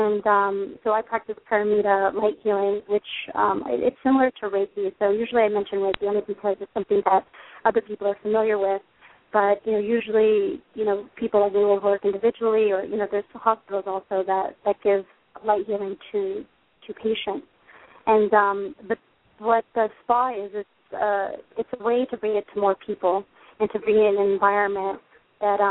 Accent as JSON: {"language": "English", "region": "California", "country": "United States", "moved": "yes", "said": "I'm originally from California, so, you know, went back home"}